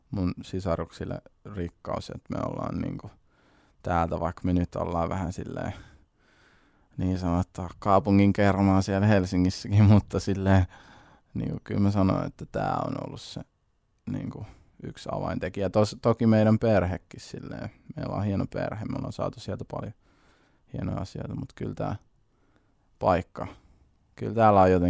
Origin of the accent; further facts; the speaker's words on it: Siilinjärvi, North Savo, Finland; also born or lived in Kuopio; ollaan näitä asuttu Siilijärvi-Kuopio väliä koko lapsuus